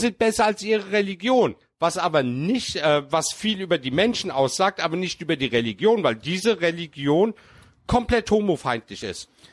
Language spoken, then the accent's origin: German; Germany; als Türke, der hier geboren worden ist